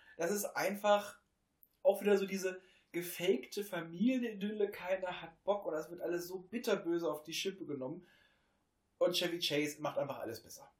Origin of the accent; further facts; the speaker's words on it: Hameln, Lower Saxony, Germany; bei uns in Hameln